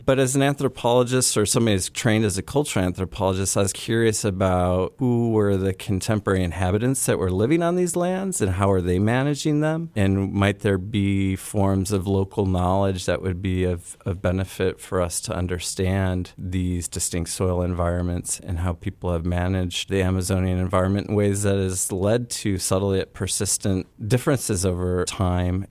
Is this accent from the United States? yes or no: yes; United States; an American raised in suburbia, stuck between seas of corn